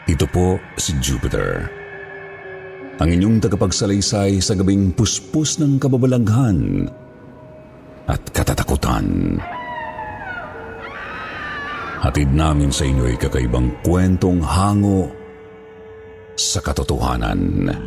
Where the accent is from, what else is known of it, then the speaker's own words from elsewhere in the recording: Calabarzon, Philippines; tubong Cavite.